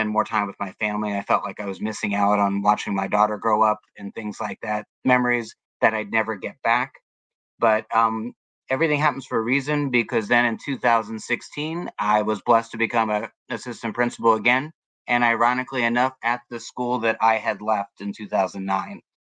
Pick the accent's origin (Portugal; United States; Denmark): United States; Germantown, Maryland; now in Florida, United States; I grew up in Germantown, Maryland